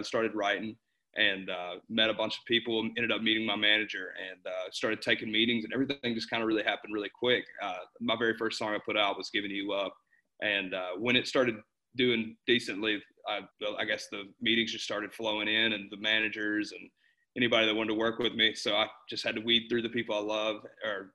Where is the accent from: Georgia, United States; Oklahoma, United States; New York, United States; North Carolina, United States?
North Carolina, United States; Kannapolis; I'm from Kannapolis, North Carolina, born and raised